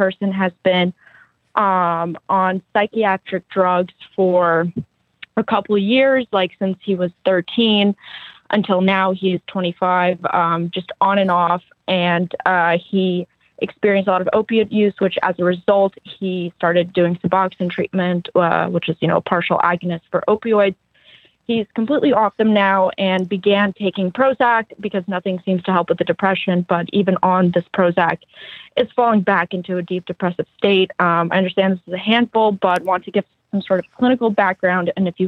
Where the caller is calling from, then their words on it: Tennessee, United States; I'm calling from Tennessee